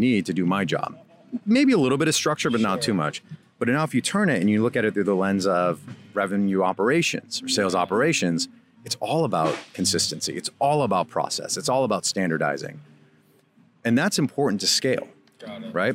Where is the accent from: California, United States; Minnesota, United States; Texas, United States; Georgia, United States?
Minnesota, United States; also born or lived in Iran; I grew up in Minnesota, which there weren't many other Iranians there